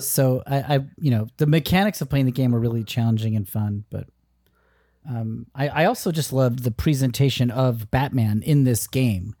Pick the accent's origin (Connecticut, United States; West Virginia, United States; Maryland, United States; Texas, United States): Connecticut, United States; Danbury; my hometown of Connecticut, Danbury